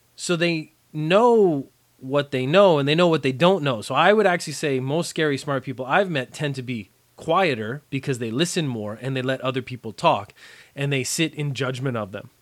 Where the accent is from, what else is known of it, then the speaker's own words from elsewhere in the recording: Canada; moved away as an adult; now in Japan; I learned French for most of my education in Canada, as most Canadian kids do.